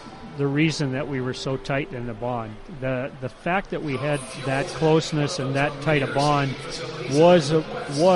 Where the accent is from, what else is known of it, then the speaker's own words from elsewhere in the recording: Warroad, Minnesota, United States; my hometown of Warroad, Minnesota, and growing up there